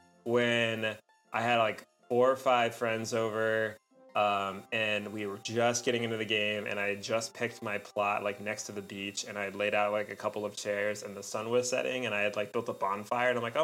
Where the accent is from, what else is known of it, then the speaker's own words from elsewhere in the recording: California, United States; moved away; I grew up in California